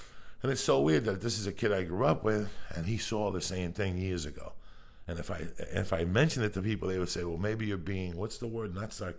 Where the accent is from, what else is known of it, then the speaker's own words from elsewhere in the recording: Boulder, Colorado, United States; I grew up in Boulder for 12 fucking years.